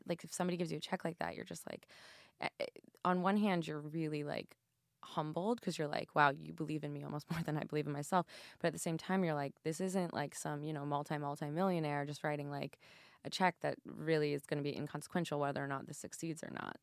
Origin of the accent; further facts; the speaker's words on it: St. Louis, Missouri, United States; moved away; my hometown